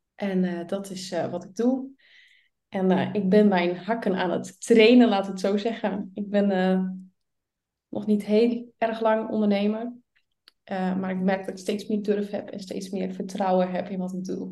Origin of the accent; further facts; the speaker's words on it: Friesland, Netherlands; Ik kom dus uit Friesland, vlak boven